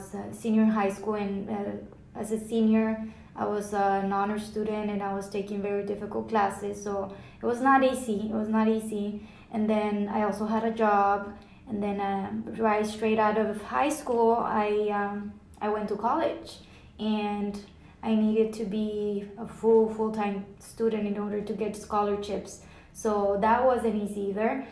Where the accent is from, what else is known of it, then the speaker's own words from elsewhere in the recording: Rio Grande Valley, south Texas, United States; moved away as an adult; now in Plano, United States; we came from the Rio Grande Valley, which is south Texas by the border with Mexico